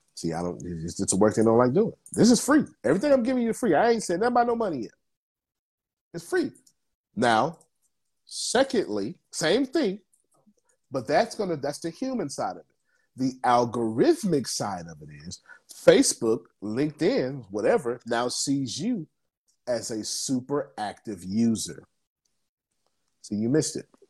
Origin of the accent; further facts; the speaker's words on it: Texas, United States; I'm from Texas